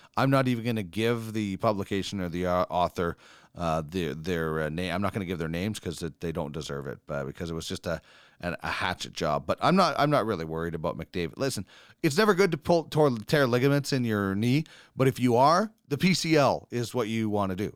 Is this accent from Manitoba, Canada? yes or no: yes; Brandon, Manitoba, Canada; growing up in Brandon